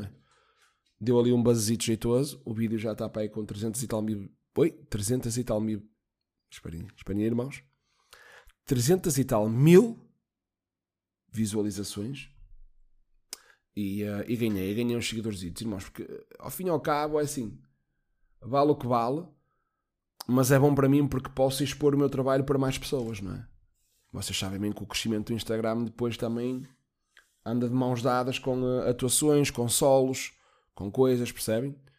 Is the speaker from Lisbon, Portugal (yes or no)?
no; Guimarães, Braga, Portugal; also born or lived in Póvoa de Varzim; nasci em Guimarães.